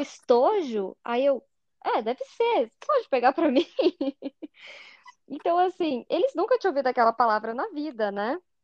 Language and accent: Portuguese; Curitiba, Paraná, Brazil; accent: curitibano; also born or lived in Fortaleza; ficou evidente o meu sotaque curitibano